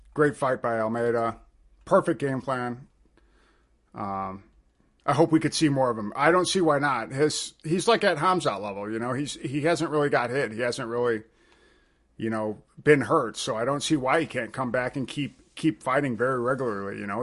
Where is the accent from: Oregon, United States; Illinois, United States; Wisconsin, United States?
Illinois, United States; Chicago; I'm from Chicago